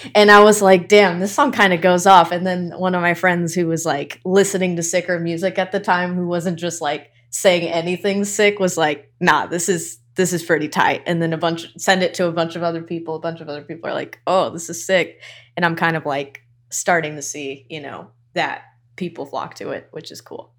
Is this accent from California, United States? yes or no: yes; Irvine, California, United States; also born or lived in Newport Beach; now in East Los Angeles, United States; I was born in Newport and raised in Irvine